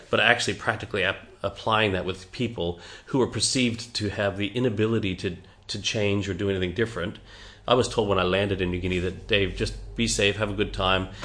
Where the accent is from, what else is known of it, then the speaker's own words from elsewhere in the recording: Canada; also born or lived in Margaret River, Australia / Geraldton, Australia; now in Perth, Australia; I'm a Canadian